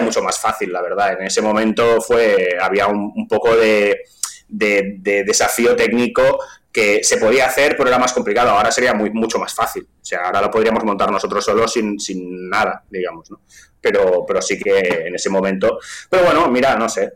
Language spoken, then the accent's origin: Spanish; Vilanova i la Geltrú, Catalonia, Spain; accent: Catalan; first language Catalan; Spanish is a second language; yo soy, soy de Vilanoveles del Tru, que es un pueblo que está al lado de Siches